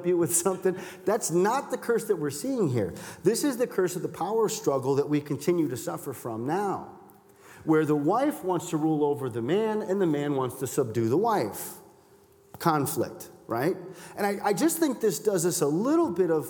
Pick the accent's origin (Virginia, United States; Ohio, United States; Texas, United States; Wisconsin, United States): Wisconsin, United States; Milwaukee; I'm from Milwaukee.